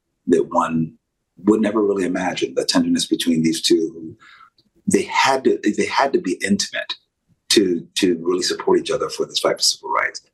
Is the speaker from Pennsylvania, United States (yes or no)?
yes; Pennsylvania, United States; I'm from Pennsylvania.